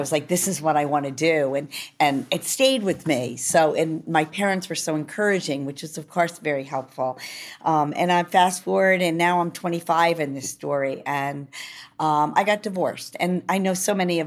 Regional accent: New York, United States; I'm a New Yorker

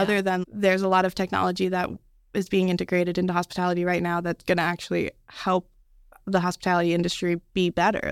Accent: Las Vegas, Nevada, United States; moved away; also born or lived in Dallas; Yeah, so I actually grew up in Las Vegas. I was born and raised in Vegas.

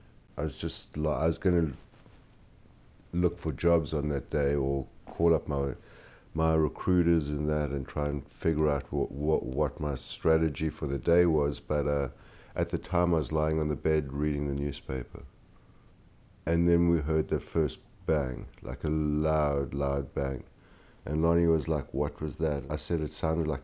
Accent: South Africa; moved away as an adult; now in New York City, United States; I was born in South Africa. I've moved to the States in 1992

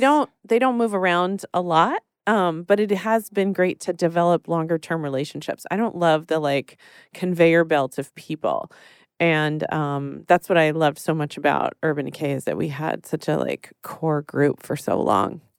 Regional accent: Texas, United States; I grew up in Texas

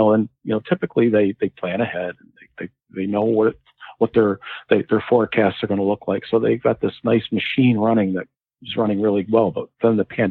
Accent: New England, United States; also born or lived in Connecticut; I grew up in New England

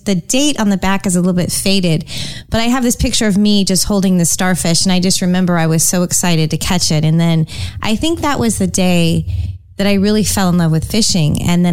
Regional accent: San Francisco Bay Area, Northern California, United States; I grew up in Northern California, actually, the San Francisco Bay Area.

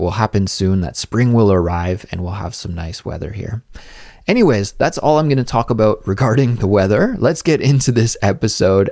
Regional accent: Canada; moved away as an adult; now in Seoul, South Korea; my home country of Canada

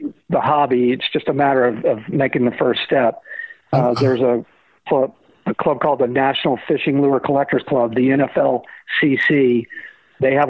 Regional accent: Florida, United States; I was born and raised in Florida

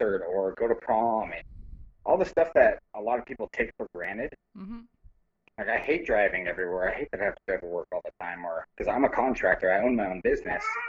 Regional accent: Spokane, Washington, United States; now in Alaska, United States; in Spokane, where I'm from

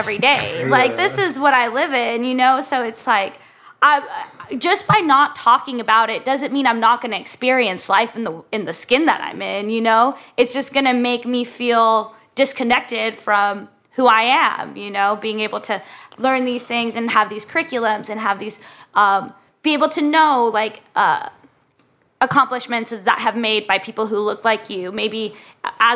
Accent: Arizona, United States; moved away; growing up in Arizona

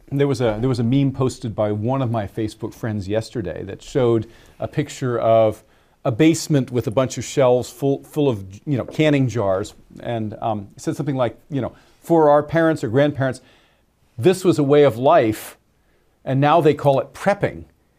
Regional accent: Pennsylvania, United States; a lot of the other people who lived in the rural area that I grew up in Western Pennsylvania had similar lifestyles

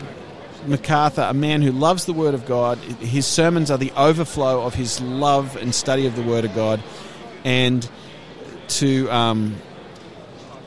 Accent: Australia; moved away as an adult; also born or lived in Denmark; I'm originally from Australia

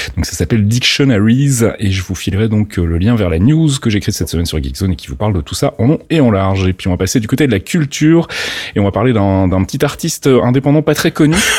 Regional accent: Belgium; accent: Belgian; mon accent belge ressort

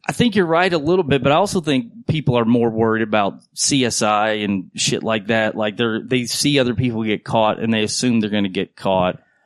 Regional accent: North Carolina, United States; moved away; I grew up in North Carolina

